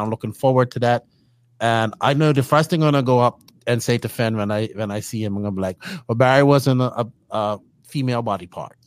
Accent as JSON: {"language": "English", "country": "Bermuda", "said": "I'm actually not from a third world country. I'm from Bermuda"}